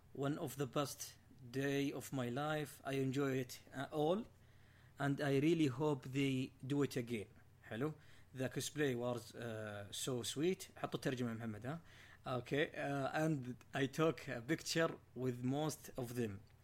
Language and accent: Arabic; near Abha, Asir, Saudi Arabia; بتكلم من منطقتي نفسها لو جاء في الجنوب